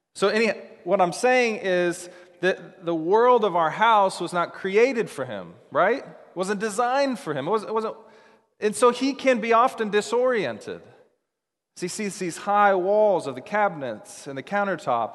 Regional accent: Seattle, Washington, United States; moved away as an adult; also born or lived in Dallas, Texas; When I grew up in the Seattle area, and after college, I decided, I chose to move to Dallas, Texas.

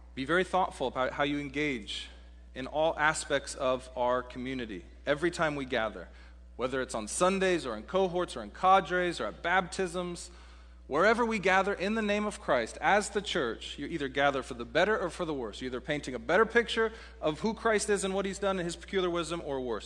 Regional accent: Seattle, Washington, United States; also born or lived in Texas; for a Seattleite, I grew up in Seattle

